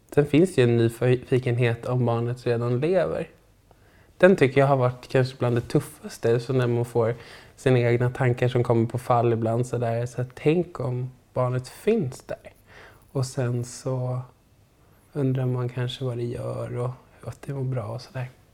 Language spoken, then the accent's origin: Swedish; Stockholm, Stockholm County, Sweden; also born or lived in Sundsvall; kommer från Stockholm